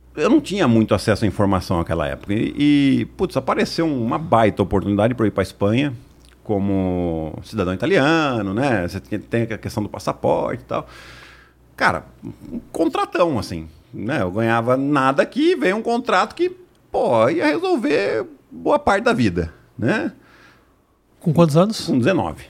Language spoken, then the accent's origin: Portuguese; Piracicaba, São Paulo, Brazil; sou de Piracicaba, do interior de São Paulo